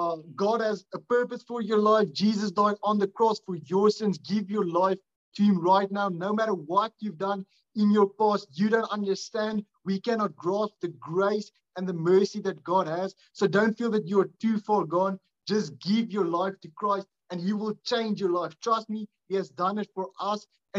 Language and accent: English; South Africa; Unfortunately, that's the only online payment method that we can do since we're from South Africa.